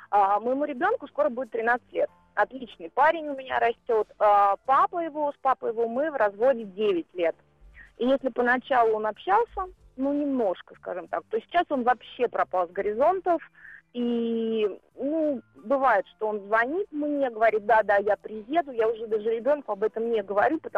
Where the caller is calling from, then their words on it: Moscow, Russia; я из Москвы